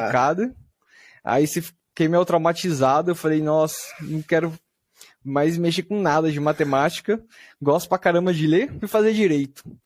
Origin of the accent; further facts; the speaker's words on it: Bauru, São Paulo, Brazil; eu sou de Bauru, do interior de São Paulo.